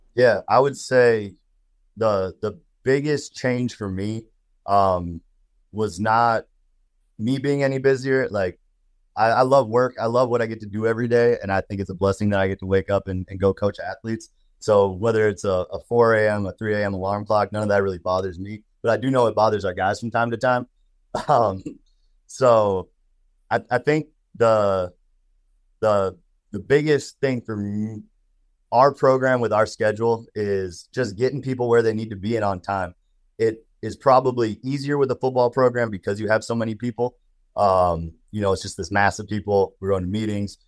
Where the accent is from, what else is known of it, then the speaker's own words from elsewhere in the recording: Wisconsin, United States; moved away; also born or lived in Minnesota / Colorado; I grew up in Wisconsin